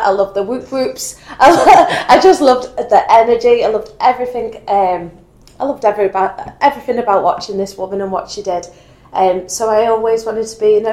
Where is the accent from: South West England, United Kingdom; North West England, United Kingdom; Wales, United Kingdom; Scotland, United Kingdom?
North West England, United Kingdom; Warrington; moved away as an adult; now in Wirral, United Kingdom; I'm originally from Warrington